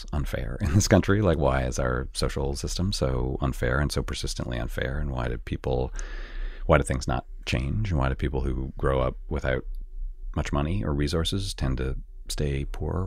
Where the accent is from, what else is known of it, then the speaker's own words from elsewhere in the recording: Canada; moved away; I grew up in Canada, where the class system is pretty different than it is here